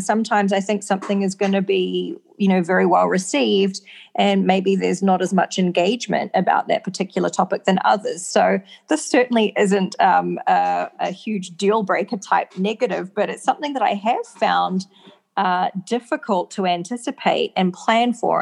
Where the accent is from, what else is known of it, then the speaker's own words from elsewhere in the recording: New Zealand; I'm from New Zealand